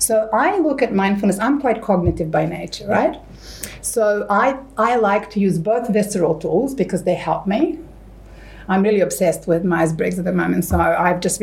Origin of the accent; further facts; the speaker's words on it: Serbia; moved away; I grew up in Serbia in the 80s